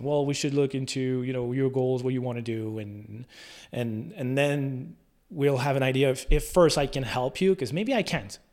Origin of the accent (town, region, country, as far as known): La Tuque, Quebec, Canada; born or raised there